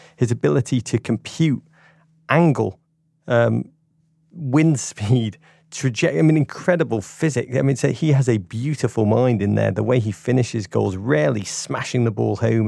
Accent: England, United Kingdom; as an Englishman

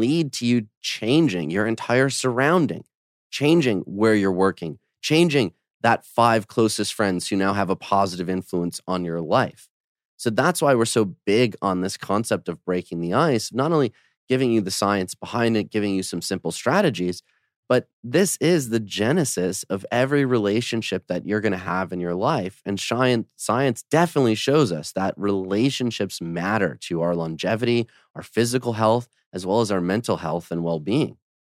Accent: Detroit, Michigan, United States; also born or lived in Poland; now in Los Angeles, United States; my family's from Poland. I grew up in Detroit, but I've spent most of my life in L

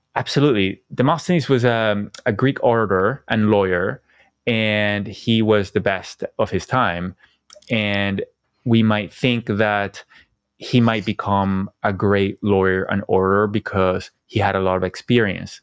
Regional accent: Venezuela; moved away; also born or lived in Silicon Valley; I came from Venezuela. I never thought I would live outside Venezuela.

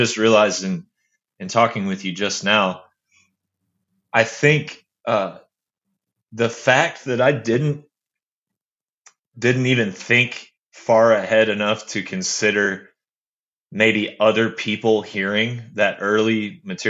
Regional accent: Bartlesville, Oklahoma, United States; moved away as an adult; also born or lived in Florida / Arkansas; we moved to Bartlesville, and that's the small conservative town that I grew up in that you were speaking of earlier. I was there from third grade all the way through high school

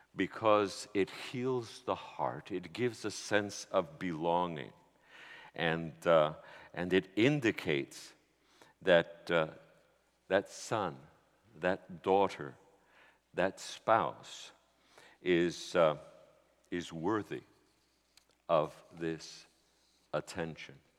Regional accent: New York City, New York, United States; I was from New York City

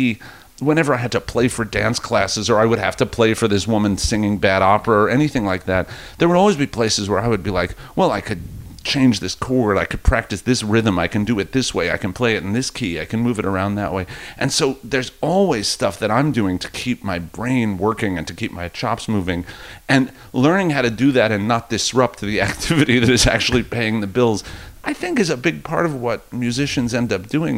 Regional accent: Rockland County, New York, United States; moved away as an adult; now in New York City, United States; I grew up in Rockland County, and it was all nice kids.

